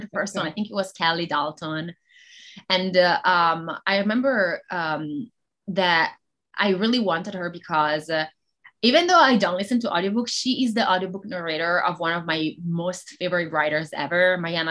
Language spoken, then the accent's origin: English; Italy; first language Italian; English is a second language; moved away as an adult; now in United States; I'm Italian. So that would be my first language